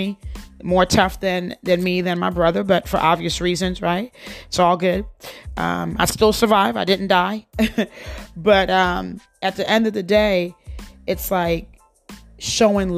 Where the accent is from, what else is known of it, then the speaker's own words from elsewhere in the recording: United States; I grew up in the United States. I came here when I was 10 years old.